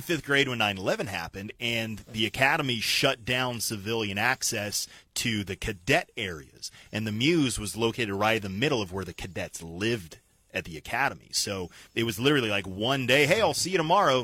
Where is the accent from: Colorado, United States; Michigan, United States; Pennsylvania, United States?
Colorado, United States; Colorado Springs; moved away; I grew up in Colorado Springs